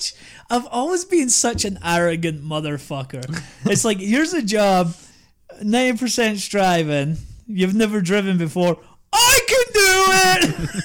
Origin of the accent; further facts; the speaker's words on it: Scotland, United Kingdom; But the guy really liked my accent. We got to talking about Scotland, so he passed me.